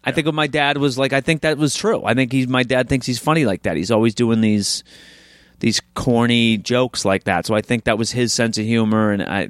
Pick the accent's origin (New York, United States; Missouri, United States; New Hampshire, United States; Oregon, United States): New Hampshire, United States; I'm from New Hampshire and Maine, yeah, my whole life, right on the border.